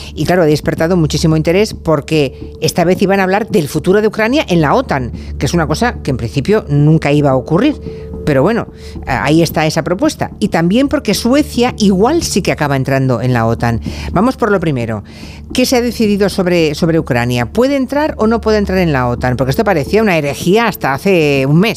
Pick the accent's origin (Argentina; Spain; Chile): Spain; Monforte; mi pueblo, en Monforte